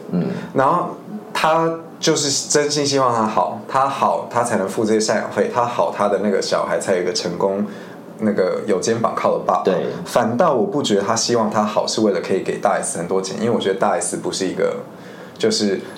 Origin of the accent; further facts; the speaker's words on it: Spain; moved away as an adult; now in Taiwan; 我虽然是在西班牙出生长大